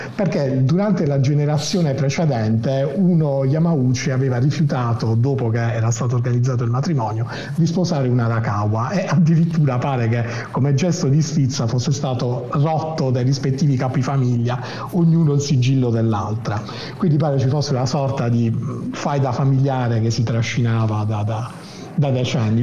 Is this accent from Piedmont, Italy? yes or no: no; Apulia, Italy; accent: Apulian dialect; Pugliese in trasferta, no, Pugliese in trasferta questa settimana